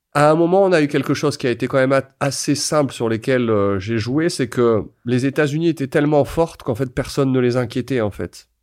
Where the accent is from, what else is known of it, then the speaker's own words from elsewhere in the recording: France; quand on est français